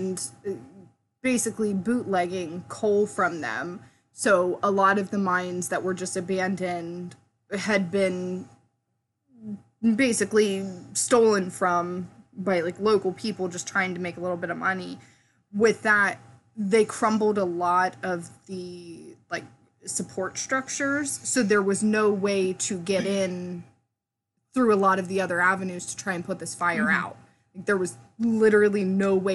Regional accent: United States; we're American.

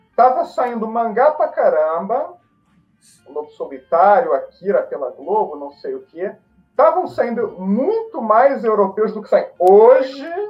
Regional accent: Brazil; now in Portugal; fui para o Brasil quando era pequeno, fui criado por aí

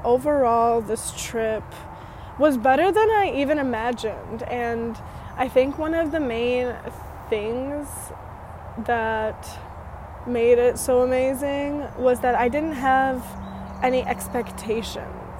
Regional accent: United States; moved away as an adult; also born or lived in Romania; I was also raised in America in this one town city from the age of like 6 to 20

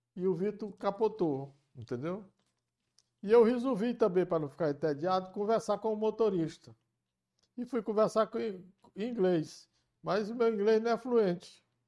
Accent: Camocim, Ceará, Brazil; moved away; eu sou filho de Camucim

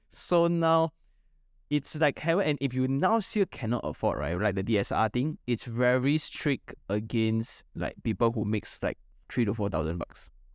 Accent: Malaysia; as a Malaysian

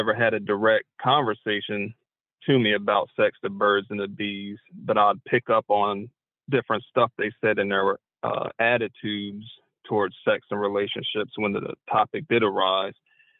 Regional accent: Dover, Delaware, United States; Dover, Delaware.

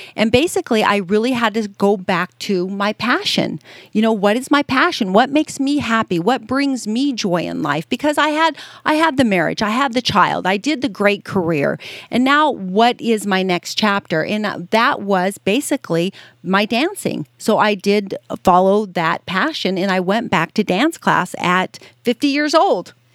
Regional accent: Las Vegas, Nevada, United States; being born and raised in Vegas, I just, uh, you know, it, being a, a child growing up in Las Vegas

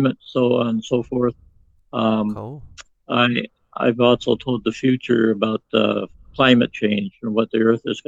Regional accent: Phoenix, Arizona, United States; I was born in 1949 in Phoenix, Arizona, in the United States.

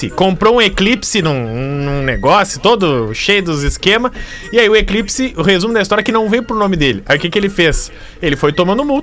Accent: Marechal Cândido Rondon, Paraná, Brazil; Sou de Marechal Cândido Rondon, Paraná.

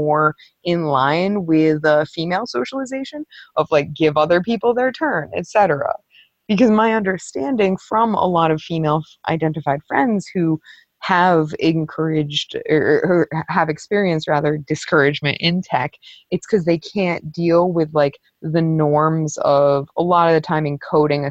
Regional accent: New York, United States; now in Western Canada; I grew up right outside of New York City and I am in Western Canada

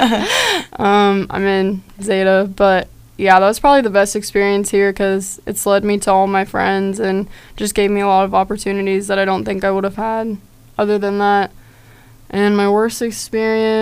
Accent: Topeka, Kansas, United States; I'm from Topeka, Kansas

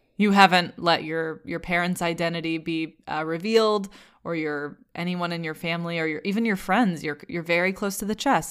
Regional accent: Vermont, United States; I'm from Vermont.

